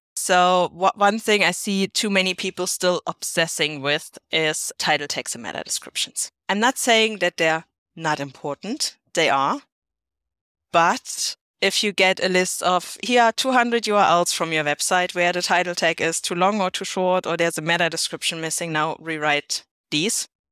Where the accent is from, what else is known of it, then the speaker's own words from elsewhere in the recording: Germany; not my home country, Germany